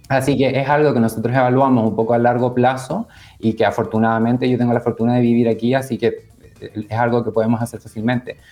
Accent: Chile; now in Canary Islands, Spain; cuando tenía 10 años mi, mamá en el fondo dijo, tengo que acercar a mis hijos a la cultura chilena, así que nos mudamos

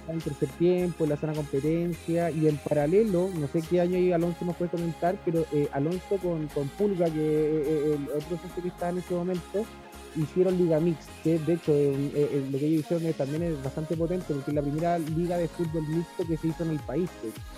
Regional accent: Temuco, Araucanía, Chile; now in Caburga, Chile; yo soy de Temuco

